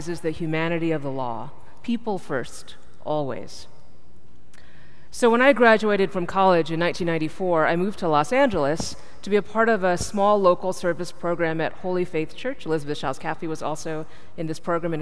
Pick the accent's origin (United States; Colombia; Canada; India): India; I'm from India